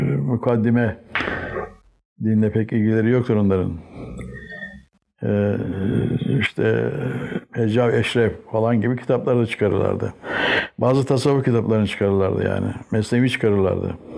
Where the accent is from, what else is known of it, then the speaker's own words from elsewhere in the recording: Istanbul, Turkey; also born or lived in Batumi, Georgia / Sultanahmet, Istanbul; Ben 1935 yılında Batum'da doğdum. 6 aylıkken Çengelköy'ünde Vahdettin Köşkü var. Onun çiftliğine taşındık.